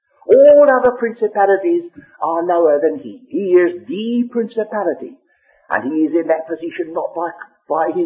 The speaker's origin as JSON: {"language": "English", "region": "England", "country": "United Kingdom", "first_language": "English", "said": "we have to read our English Bible, that's in our mother tongue"}